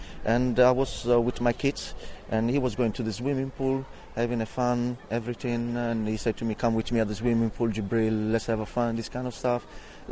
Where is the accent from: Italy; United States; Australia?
Italy; now in Barking, United Kingdom; I'm from Italy